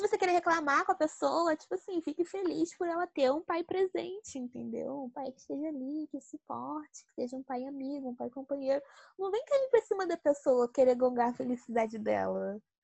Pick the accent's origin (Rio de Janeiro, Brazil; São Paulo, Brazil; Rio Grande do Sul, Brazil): Rio de Janeiro, Brazil; eu sou aqui do Rio de Janeiro